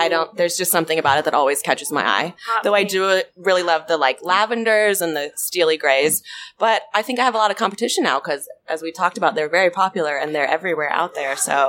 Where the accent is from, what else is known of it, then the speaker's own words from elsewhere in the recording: North Carolina, United States; growing up in North Carolina.